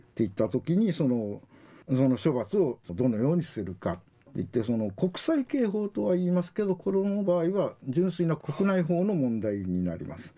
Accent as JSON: {"language": "Japanese", "region": "Wakayama", "country": "Japan", "tie": "born or raised there", "moved": "as an adult", "lives_now": "Okinawa, Japan", "said": "和歌山県生まれでしてあの沖縄に来たのはその91年平成3年、はいでありまして今年でちょうど30年目になります"}